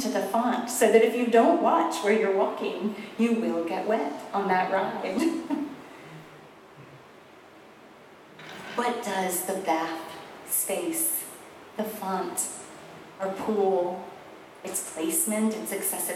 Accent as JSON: {"language": "English", "region": "South Carolina", "country": "United States", "tie": "born or raised there", "said": "I grew up in South Carolina"}